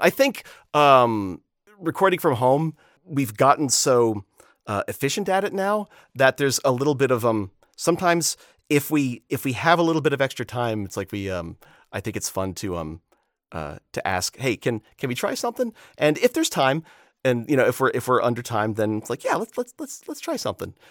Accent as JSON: {"language": "English", "region": "Florida", "country": "United States", "tie": "born or raised there", "said": "Growing up in Florida"}